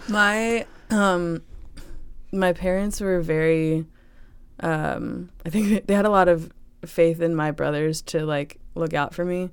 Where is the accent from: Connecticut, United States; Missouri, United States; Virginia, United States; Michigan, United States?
Virginia, United States; Chesterfield; I grew up in Chesterfield, Virginia